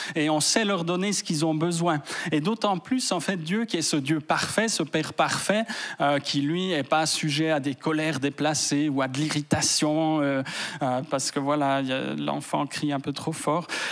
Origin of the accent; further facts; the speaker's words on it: Fribourg, Switzerland; je viens de Fribourg